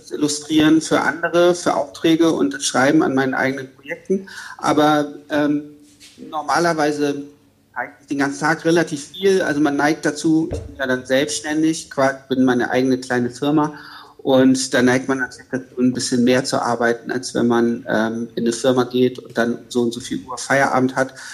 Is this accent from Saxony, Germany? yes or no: no; Hamburg, Germany; now in Berlin, Germany; Ich wohne in Berlin. Also ich komme eigentlich aus Hamburg ähm, und man ist dann eigentlich auch immer ziemlich lokalpatriotisch und viele Hamburger bleiben ihr Leben lang